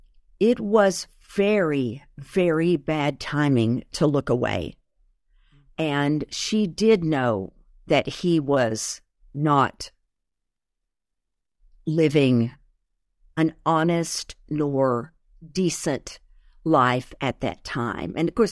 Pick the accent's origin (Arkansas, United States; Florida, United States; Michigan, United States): Arkansas, United States; moved away; also born or lived in Houston; because we moved from Arkansas into Texas, into Houston. This is where I began again.